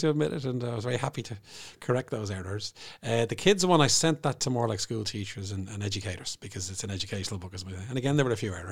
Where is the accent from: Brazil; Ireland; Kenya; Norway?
Ireland; Bray, Leinster; Bray, my hometown